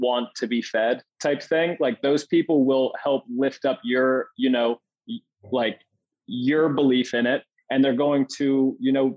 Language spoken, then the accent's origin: English; Red Lion, Pennsylvania, United States; moved away as an adult; also born or lived in York, Pennsylvania / Indiana, Pennsylvania / San Diego, California; now in Scottsdale, United States; I grew up in Red Lion, PA, small farm town